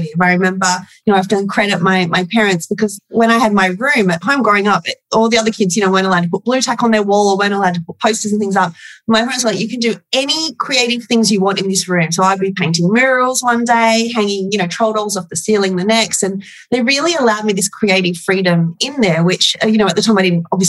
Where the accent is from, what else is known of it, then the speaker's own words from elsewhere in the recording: Port Macquarie, New South Wales, Australia; I'm from Port Macquarie, which is a small town on the mid-north coast of New South Wales, a bit like Summer Bay. and I grew up in the 90s, so I was, you know, in high school in the 90s.